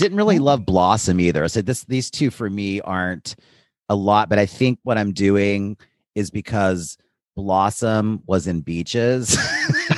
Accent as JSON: {"language": "English", "region": "Appalachia", "country": "United States", "said": "I'm an Appalachian woman"}